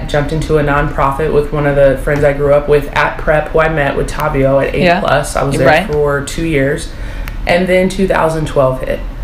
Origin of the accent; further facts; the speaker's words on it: Seattle, Washington, United States; Born and raised in Seattle